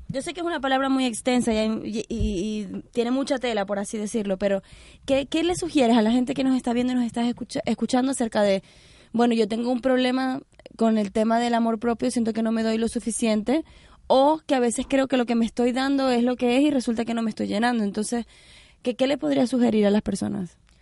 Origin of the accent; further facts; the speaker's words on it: Venezuela; moved away; yo soy venezolana